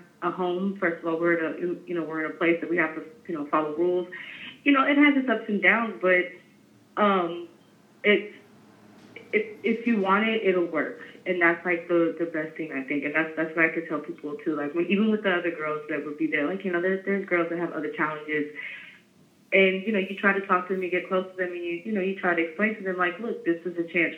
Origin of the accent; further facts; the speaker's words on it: San Francisco, California, United States; I'm from San Francisco. I'm 36 years old. I've been in San Francisco my whole life